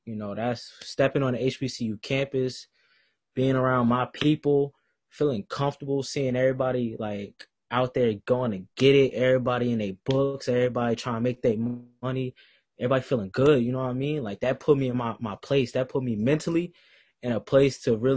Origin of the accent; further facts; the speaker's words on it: New Jersey, United States; moved away as an adult; now in Greensboro, United States; I'm from New Jersey.